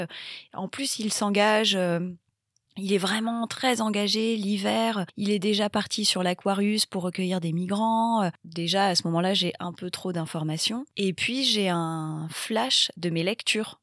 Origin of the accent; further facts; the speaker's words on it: Bayonne, Nouvelle-Aquitaine, France; moved away as an adult; now in Paris, France; J'ai grandi au Pays Basque, j'ai grandi à Bayonne et je vis à Paris depuis euh, plus de dix ans